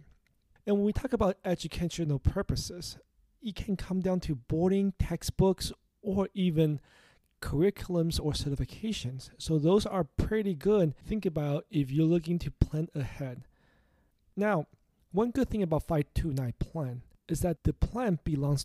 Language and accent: English; Los Angeles, California, United States; my hometown, Los Angeles, California